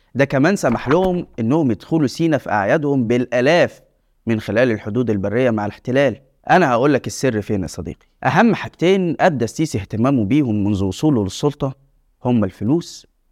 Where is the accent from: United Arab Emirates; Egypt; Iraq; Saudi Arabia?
Egypt; التجربة اللي عشناها كمصريين